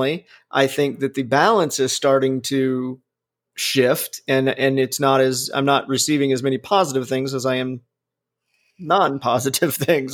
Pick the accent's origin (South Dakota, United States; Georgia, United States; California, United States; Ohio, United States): Ohio, United States; moved away; also born or lived in Alabama; I was from Ohio